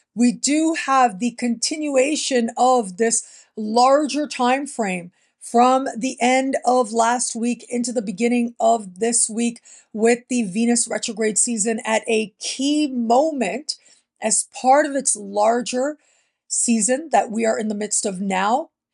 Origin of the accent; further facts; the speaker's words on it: Canada; moved away; being born and raised in Canada, it is the place that I consider home